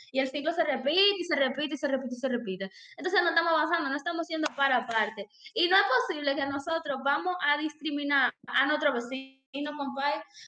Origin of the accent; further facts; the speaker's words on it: Dominican Republic; soy dominicana. Y cultura. Cultura, sí, me encanta mi cultura.